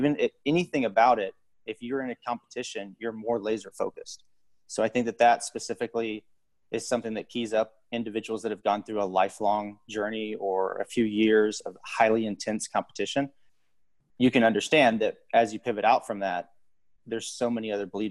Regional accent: Dallas-Fort Worth area, Texas, United States; I grew up in Texas in the Dallas-Fort Worth area. Went to high school there

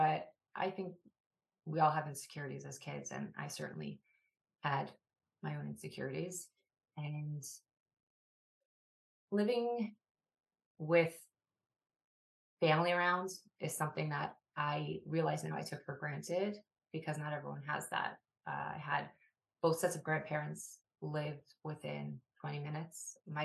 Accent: Woodmere, New York, United States; I grew up in Widmer, New York, which is often referred to as part of the five towns.

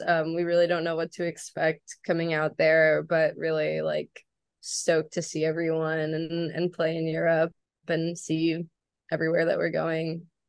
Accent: New Orleans, Louisiana, United States; I'm from New Orleans.

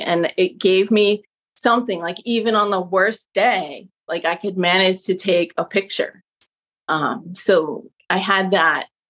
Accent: Southampton, New York, United States; moved away as an adult; also born or lived in Brooklyn; now in Montclair, United States; I grew up in in Southampton on Long Island, which is the Hamptons, but I was a local

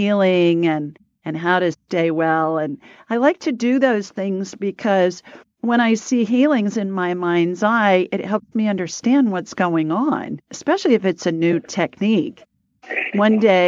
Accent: Alabama, United States

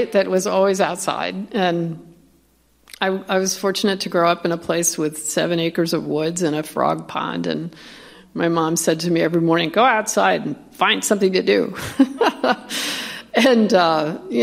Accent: New York, United States; now in Washington, United States; I come from New York

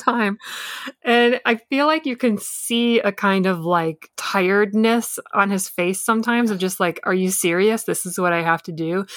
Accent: Michigan, United States; I grew up in the Midwest and in Michigan

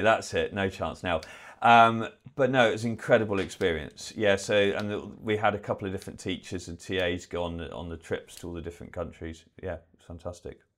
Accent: Bristol, South West England, United Kingdom; moved away as an adult; also born or lived in Manchester; originally I'm not from this part of the world, I'm from Bristol

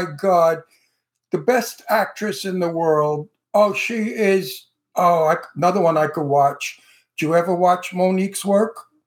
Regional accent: United States; I'm American. My, my heritage is Italian

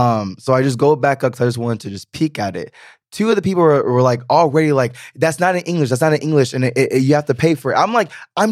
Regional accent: the South, United States; I am coming from the South, which is very Southern hospitality. We help, we look out for strangers.

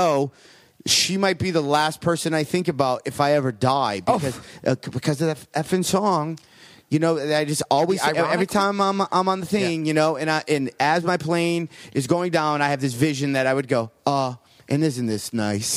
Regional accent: Detroit, Michigan, United States; growing up in Detroit, we had Canadian television

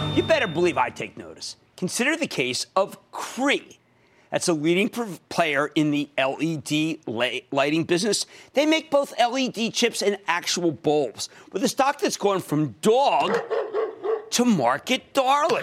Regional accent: Philadelphia, Pennsylvania, United States; I used to pronounce it as Popeyes because I'm from Philadelphia

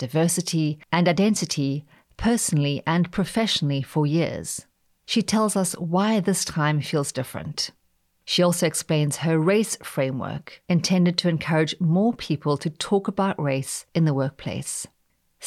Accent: South Africa; moved away; I grew up in South Africa and saw firsthand the brutal reality of apartheid's structural racism

